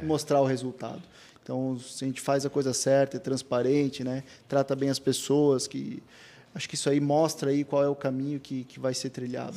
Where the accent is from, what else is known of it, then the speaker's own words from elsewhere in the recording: Blumenau, Santa Catarina, Brazil; a gente nasceu em Blumenau